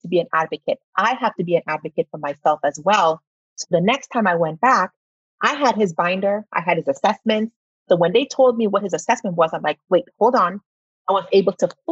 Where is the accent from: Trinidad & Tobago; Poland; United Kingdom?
Trinidad & Tobago; now in Arizona, United States; I'm from Trinidad and Tobago. So having ADHD is not something that was diagnosed back then.